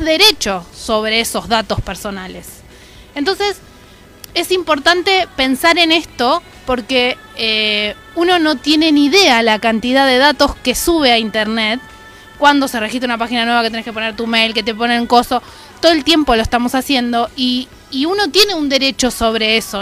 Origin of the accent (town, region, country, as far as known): Argentina